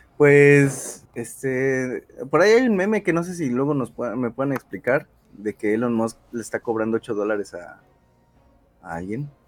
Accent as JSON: {"language": "Spanish", "country": "Mexico", "said": "fallé como mexicano"}